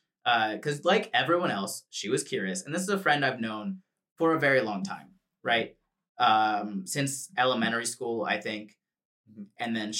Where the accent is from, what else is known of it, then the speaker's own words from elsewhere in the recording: Florida, United States; moved away as an adult; now in Los Angeles, United States; I moved from Florida to Los Angeles, California, across the country. First time ever living outside of the state of Florida.